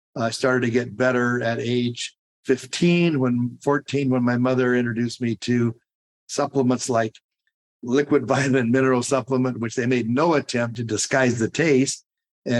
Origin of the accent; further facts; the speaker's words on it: Tulare County, California, United States; We're from Tulare County